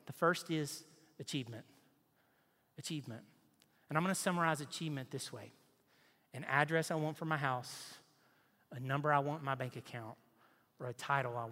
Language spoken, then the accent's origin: English; Nashville, Tennessee, United States; now in Knoxville, United States; I grew up in Nashville on the lake.